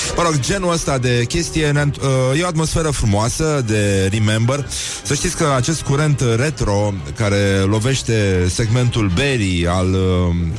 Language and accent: Romanian; Brăila, Brăila County, Romania; now in Bucharest, Romania; eu sunt din Brăila, chiar din oraș